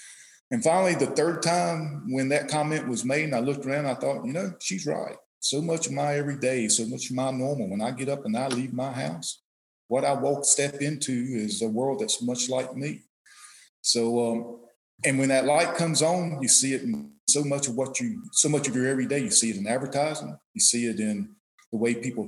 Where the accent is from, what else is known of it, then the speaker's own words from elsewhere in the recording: Gaston County, North Carolina, United States; also born or lived in Charlotte, North Carolina; I grew up, I was born in Charlotte. I grew up across the river, what is probably today better known, Mountain Island Lake. I grew up in Lucian, Gaston County.